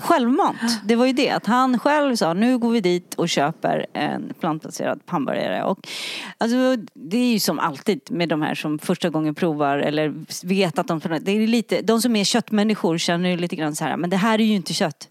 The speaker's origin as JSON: {"language": "Swedish", "country": "Sweden", "said": "vi i Sverige är lite präktigare"}